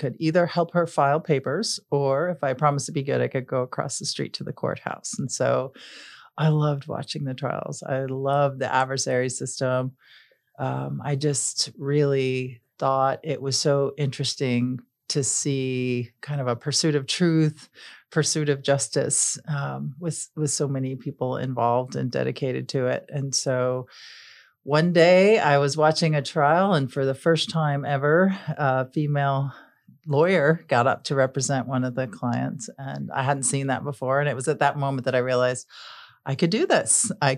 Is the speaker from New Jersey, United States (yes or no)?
no; Buffalo, New York, United States; I grew up in Buffalo, New York.